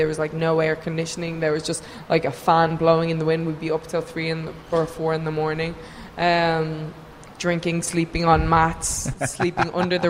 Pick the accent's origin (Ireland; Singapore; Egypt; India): Ireland; I'm from Ireland.